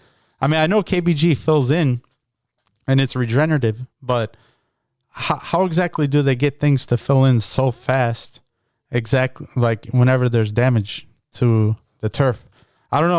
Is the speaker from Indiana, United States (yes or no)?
no; Chicago, Illinois, United States; I'm from Chicago